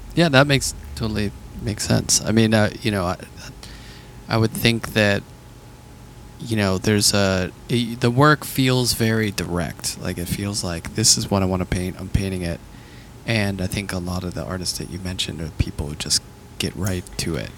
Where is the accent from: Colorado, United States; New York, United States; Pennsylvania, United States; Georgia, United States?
Pennsylvania, United States; Pittsburgh; growing up in Pittsburgh